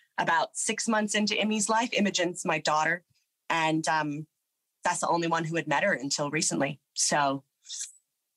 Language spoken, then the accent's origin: English; Nevada, United States; first language English; moved away as an adult; also born or lived in New York / England; now in Melbourne, Australia; I'm from Nevada, but I went to school in New York